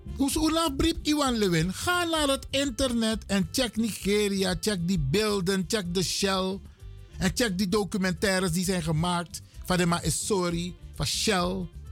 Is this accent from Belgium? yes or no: no; Suriname; we zijn Surinamers